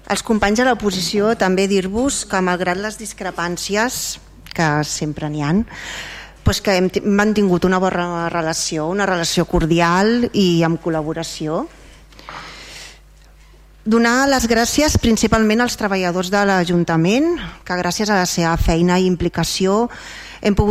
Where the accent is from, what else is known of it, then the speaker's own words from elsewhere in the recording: Vilassar de Mar, Catalonia, Spain; una experiència i un plaer poder servir al meu poble, al meu estimat Vilassa de Mar